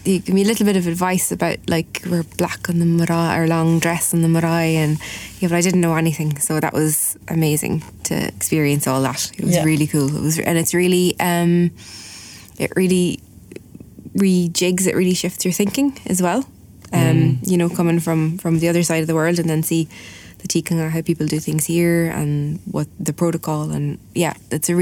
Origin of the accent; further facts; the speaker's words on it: Ireland; I'm Irish and I'm a linguist, so like I should have better Irish than